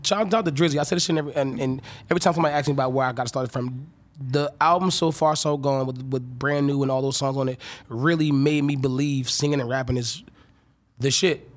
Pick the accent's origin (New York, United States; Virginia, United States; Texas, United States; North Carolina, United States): North Carolina, United States; moved away; I'm from North Carolina